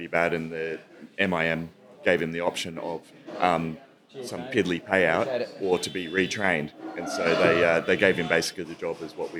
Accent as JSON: {"language": "English", "region": "Queensland", "country": "Australia", "tie": "born or raised there", "also_born_or_lived": "New South Wales", "said": "All over the place. So Queensland, New South Wales mostly."}